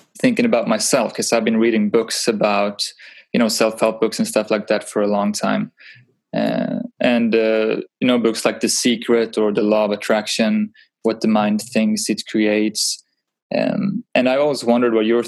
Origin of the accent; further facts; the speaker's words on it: Sweden; I'm from Sweden